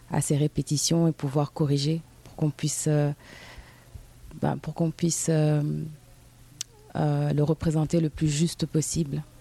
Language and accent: French; Guinea-Bissau; also born or lived in Cape Verde; car moi je viens de la Guinée-Bissau et du Cap Vert, j'ai les deux.